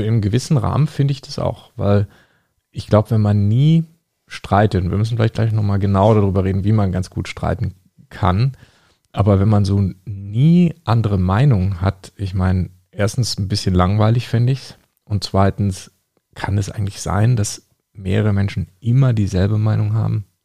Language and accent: German; Bavaria, Germany; dass wir aus Bayern kommen